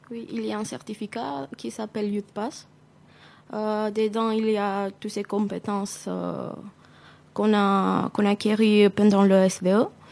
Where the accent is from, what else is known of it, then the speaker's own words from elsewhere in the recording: North Macedonia; French is a second language; moved away as an adult; now in Mulhouse, France; je viens de Macédoine